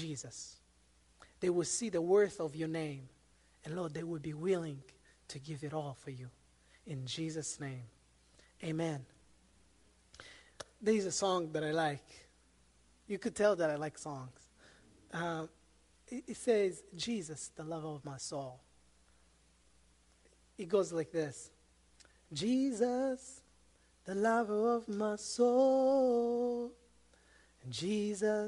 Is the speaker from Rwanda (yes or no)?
yes; Rwanda; born or raised there; moved away as an adult; also born or lived in Democratic Republic of the Congo; now in United States